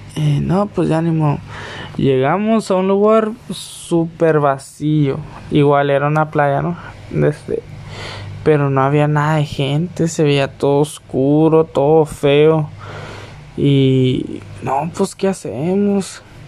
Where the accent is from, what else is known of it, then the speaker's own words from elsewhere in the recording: Tijuana, Baja California, Mexico; Yo soy de Tijuana, California